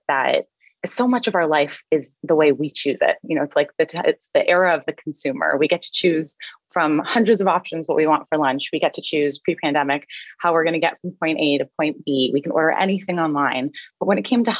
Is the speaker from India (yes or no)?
no; Canada; I'm Canadian. I was raised by a single mom